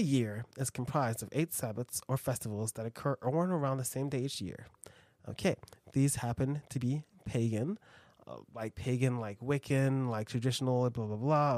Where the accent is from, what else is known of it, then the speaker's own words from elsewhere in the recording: United States; we're American.